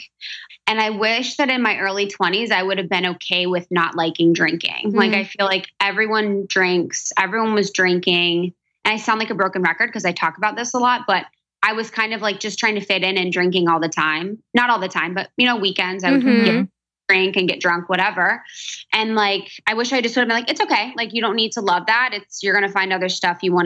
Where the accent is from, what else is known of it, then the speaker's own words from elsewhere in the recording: Cincinnati, Ohio, United States; also born or lived in Chicago / New York; now in Los Angeles, United States; And I'm from Ohio, from Cincinnati.